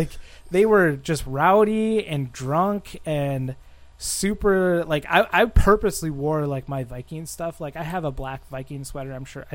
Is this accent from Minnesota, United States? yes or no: yes; Minnesota, United States; also born or lived in Bogota, Colombia; I was raised in central Minnesota, and then I moved to northern Minnesota in fifth grade, and then once I graduated in 2010, a couple years after that, I decided to move down to southern Minnesota, to the biggest city, Minneapolis-St. Paul. which is the Twin Cities.